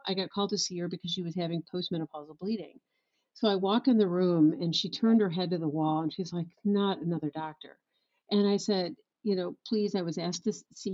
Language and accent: English; West Michigan, United States; I born and raised in West Michigan